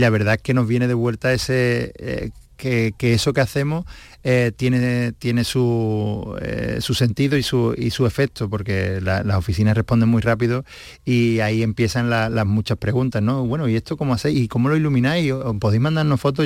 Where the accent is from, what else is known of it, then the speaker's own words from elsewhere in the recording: Seville, Andalusia, Spain; yo soy sevillano, eh, conozco la idiosincrasia de esta ciudad